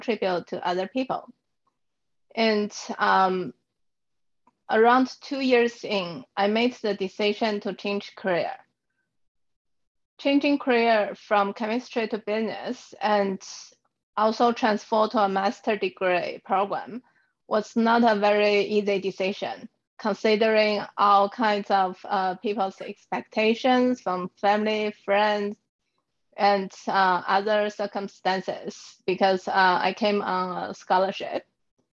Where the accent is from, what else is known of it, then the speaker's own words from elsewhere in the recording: China; moved away as an adult; now in Vancouver, Canada; I grew up in China and came to Vancouver 12 years ago for my PhD study in chemistry